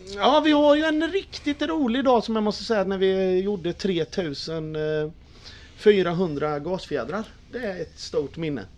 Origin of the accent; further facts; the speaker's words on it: Tranås, Jönköping County, Sweden; also born or lived in Eksjö; Jag är född i Eksjö men bott i Tranås i 41 år.